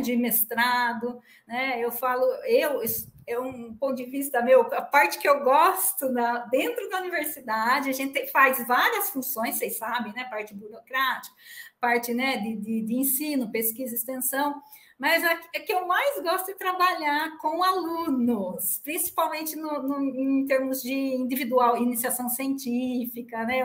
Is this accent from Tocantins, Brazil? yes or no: no; Piracicaba, São Paulo, Brazil; accent: caipira (puxar o R); also born or lived in Rio Claro; eu sou de Piracicaba, nasci aqui, minha família toda daqui, ah, o meu marido, a família dele também toda daqui, então nossos nossos parentes, né, amigos, cresci, estudei nessa cidade